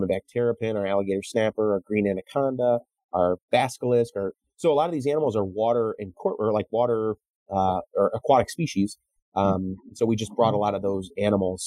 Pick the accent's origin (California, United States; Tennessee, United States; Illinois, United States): Illinois, United States; Chicago; I as a Chicagoan